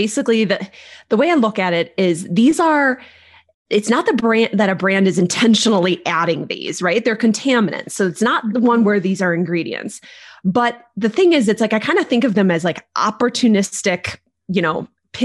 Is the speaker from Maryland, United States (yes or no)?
no; Northern Michigan, United States; I grew up in Michigan, in Northern Michigan, actually